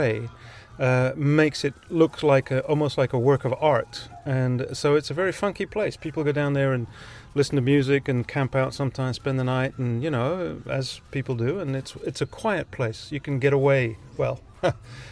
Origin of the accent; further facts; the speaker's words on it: Ibiza, Balearic Islands, Spain; first language Ibicenco Catalan; English is a second language; moved away; I came to the island when I was a year old. So my first language was Ibithenko, and then English later on, and I grew up, and now I'm back.